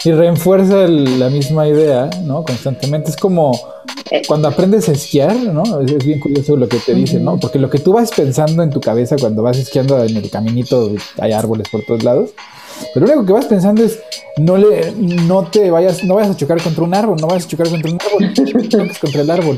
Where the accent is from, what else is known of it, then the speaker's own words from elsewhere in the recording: Mexico; moved away; porque yo soy mexicano, yo le entro la tortilla, taco, tamal